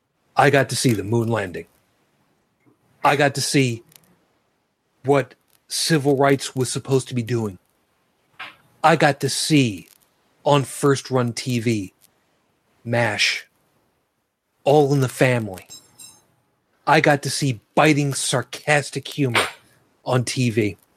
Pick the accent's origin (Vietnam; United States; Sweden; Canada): Canada; I am Canadian.